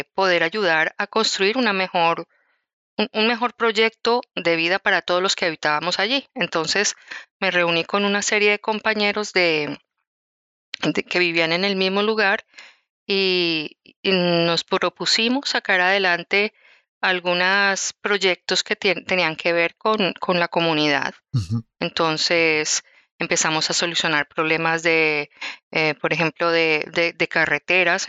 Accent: Bogotá, Colombia; moved away as an adult; also born or lived in Quindío, Colombia; yo nací en Bogotá, que es la capital de Colombia, pero cuando me casé y tuve mis primeros, pues mis dos hijos, decidí irme a vivir a un sitio que es esplendoroso, eh, se llama eh, el Quindío

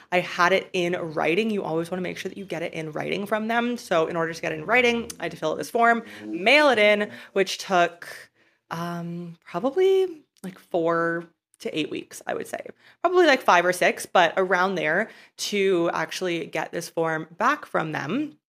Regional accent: Canada; moved away as an adult; I was a resident and a tax resident of my home country of Canada.

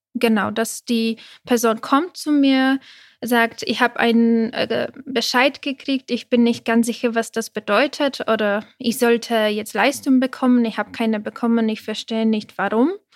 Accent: Prague, Czechia; German is a second language; moved away as an adult; now in Germany; ich habe polnische Eltern, aber ich bin in mhm. Tschechien mhm. groß geworden, also in Prag

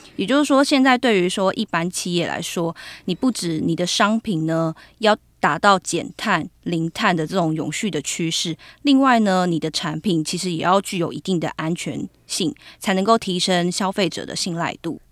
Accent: Taoyuan, Taiwan; moved away; 我都回去我的家乡桃园

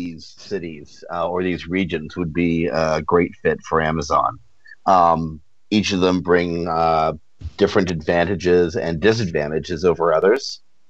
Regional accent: Toronto, Ontario, Canada; also born or lived in Victoria, Canada; I was born and raised in Toronto, and I'm based back in Toronto again.

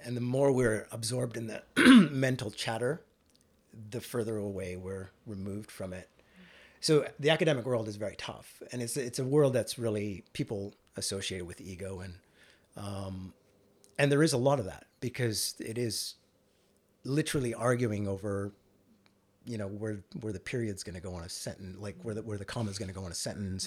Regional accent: northern British Columbia, Canada; moved away as an adult; also born or lived in Vancouver, Canada / Victoria, Canada; now in Australia; I was born and raised in Canada, uh, to Indian immigrant parents

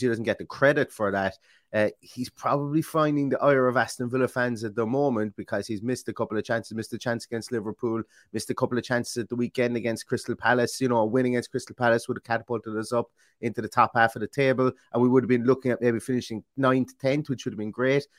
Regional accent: Ireland; I'm Irish

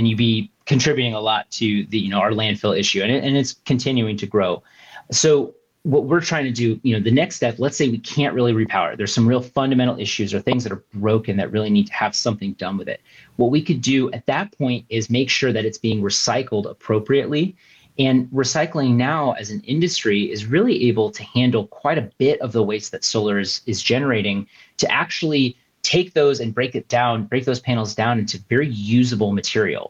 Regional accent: Southern California, United States; I was born and raised in Southern California.

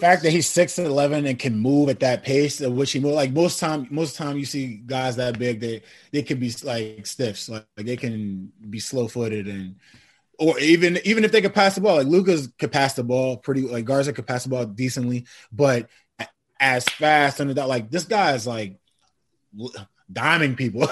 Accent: New Jersey, United States; I grew up in New Jersey

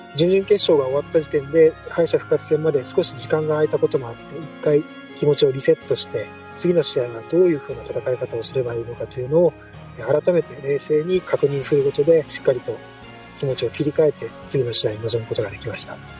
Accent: Fukuoka, Japan; 地元の福岡教育大学

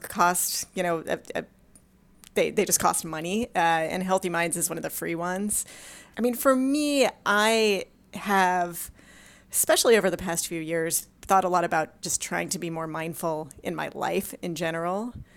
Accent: Los Angeles, California, United States; I, uh, grew up in Southern California, in Los Angeles

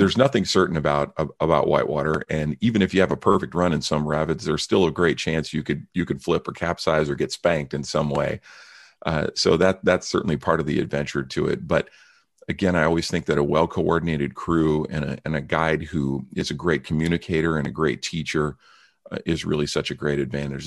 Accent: San Francisco Bay Area, California, United States; also born or lived in Mount Rainier National Park, Washington State; I grew up in the San Francisco Bay Area

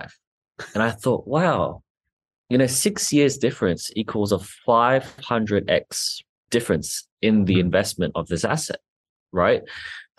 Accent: Australia; I'm Australian, I'm, not from the US

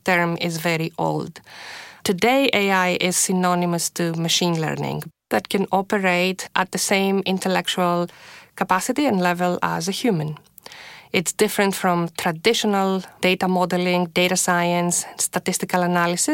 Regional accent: Greece; moved away as an adult; now in Toronto, Canada; I was born and raised in Greece.

